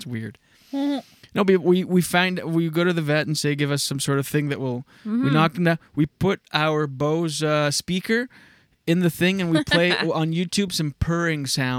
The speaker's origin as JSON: {"language": "English", "region": "Quebec", "country": "Canada", "said": "Seeing everybody, I felt like people look at us differently because we come from Quebec."}